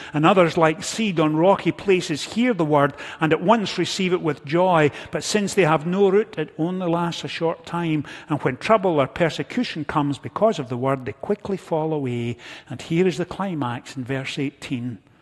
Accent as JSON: {"language": "English", "region": "Scotland", "country": "United Kingdom", "tie": "born or raised there", "moved": "yes", "said": "growing up in Scotland, I was never far from a farming community"}